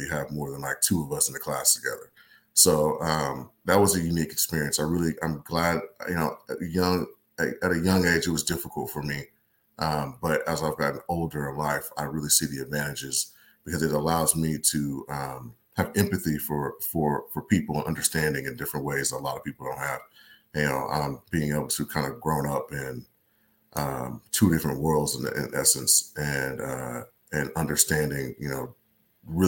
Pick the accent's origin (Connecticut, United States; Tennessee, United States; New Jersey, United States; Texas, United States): Texas, United States; Houston; also born or lived in North Louisiana; I was born in North Louisiana as well. We moved to Houston, Texas. I was about four